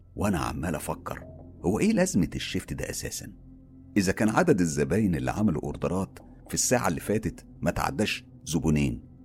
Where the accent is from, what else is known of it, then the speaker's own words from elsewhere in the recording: Egypt; وفخور ان انا مصري